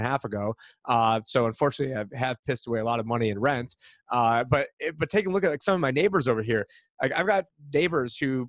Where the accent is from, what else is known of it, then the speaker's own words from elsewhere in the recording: upstate New York, United States; now in Arizona, United States; I'm from upstate New York